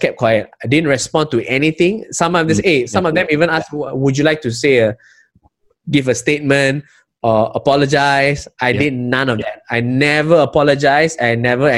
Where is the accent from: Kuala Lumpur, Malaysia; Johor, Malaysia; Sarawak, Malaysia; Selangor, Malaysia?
Selangor, Malaysia; as someone born and bred in Selangor and West Malaysia